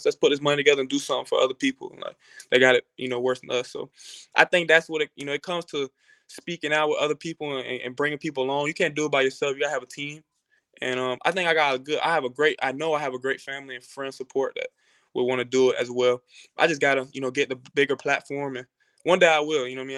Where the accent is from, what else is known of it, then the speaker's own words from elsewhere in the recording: Jacksonville, Florida, United States; I'm from Jacksonville, Florida. So if anybody knows about Jacksonville, it definitely could be a very, very tough city.